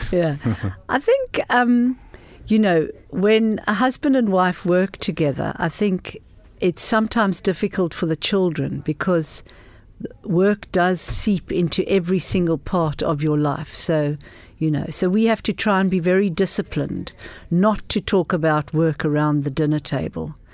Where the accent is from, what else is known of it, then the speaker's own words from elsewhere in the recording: South Africa; moved away; I grew up in South Africa in very, very political times